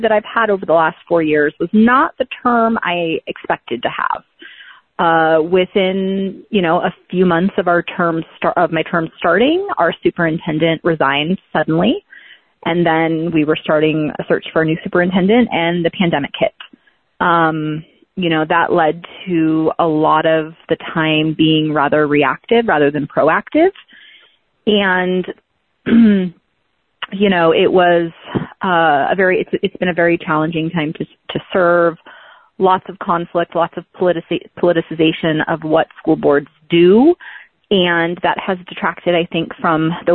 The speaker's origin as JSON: {"language": "English", "town": "Fallbrook", "region": "California", "country": "United States", "tie": "born or raised there", "also_born_or_lived": "Los Angeles, California", "moved": "as an adult", "lives_now": "Bend, United States", "said": "I grew up in Southern California in a little town called Fallbrook"}